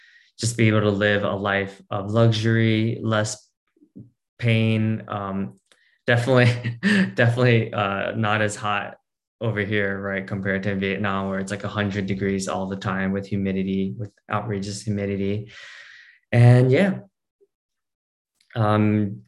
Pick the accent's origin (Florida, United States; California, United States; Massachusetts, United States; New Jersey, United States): New Jersey, United States; I was born in New Jersey.